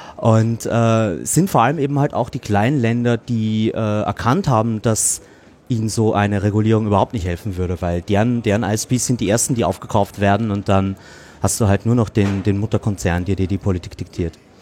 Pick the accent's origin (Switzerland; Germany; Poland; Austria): Austria; ich bin Österreicher